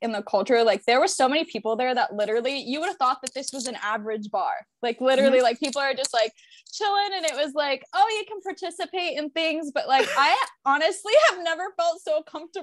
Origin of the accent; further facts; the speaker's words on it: Tampa, Florida, United States; I'm born and raised in Tampa.